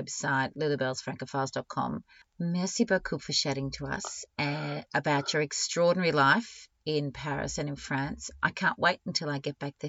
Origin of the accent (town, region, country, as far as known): Australia